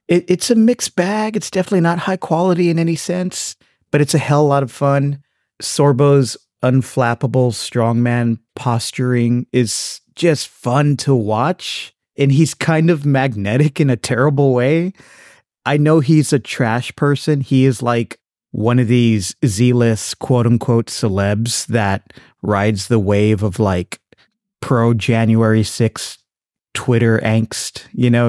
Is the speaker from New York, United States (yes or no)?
no; South Texas, United States; growing up in South Texas